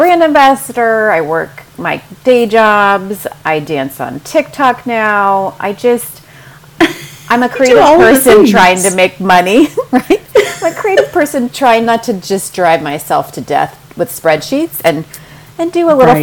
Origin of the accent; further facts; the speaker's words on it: Huntington Beach, California, United States; also born or lived in Mission Viejo / Dallas; I'm a Southern California native, and I grew up in Huntington Beach